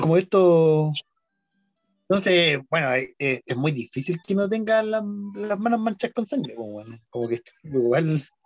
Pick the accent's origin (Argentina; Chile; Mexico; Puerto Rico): Chile; como el chileno medio